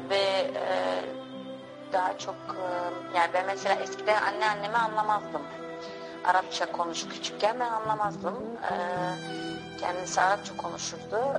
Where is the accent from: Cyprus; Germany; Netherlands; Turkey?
Netherlands; Hengelo, Overijssel; born there; now in Amsterdam, Netherlands; Ee, ben Hengelo'da doğdum. Ee, sonra Amsterdam'a yerleştim.